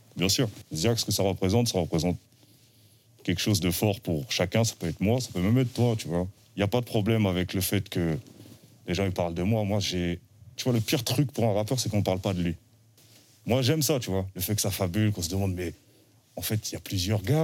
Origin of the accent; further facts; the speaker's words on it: Île-de-France, France; je suis un rappeur du 91.